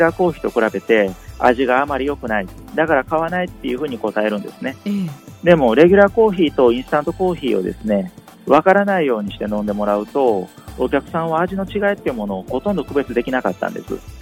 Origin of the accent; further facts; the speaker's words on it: Kyoto, Japan; moved away as an adult; also born or lived in Kobe / Kushiro / Ehime / Fukuoka; 私はあの京都市の生まれで同志社大学の小学部を卒業した後